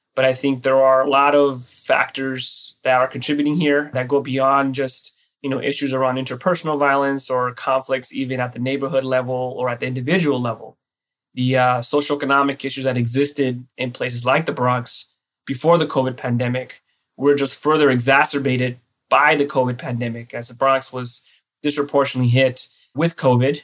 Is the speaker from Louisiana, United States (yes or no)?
no; Los Angeles, California, United States; now in New York, United States; I was born and raised in East Los Angeles in the uh, 80s and 90s